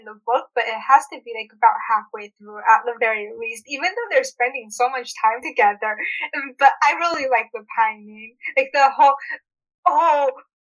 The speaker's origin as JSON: {"language": "English", "country": "United States", "tie": "born or raised there", "said": "I'm originally from the state"}